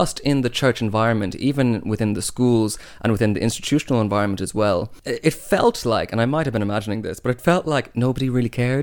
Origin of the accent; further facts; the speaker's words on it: Ireland